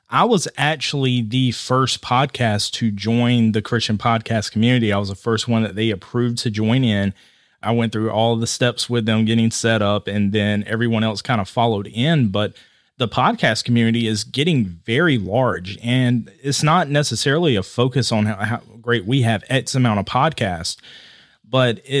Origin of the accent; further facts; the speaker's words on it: Georgia, United States; now in Ohio, United States; I'm from Georgia, now living in Ohio.